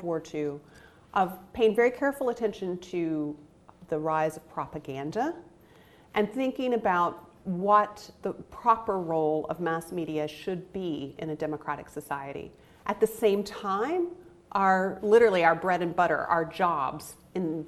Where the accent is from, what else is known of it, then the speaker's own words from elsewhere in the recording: United States; as an American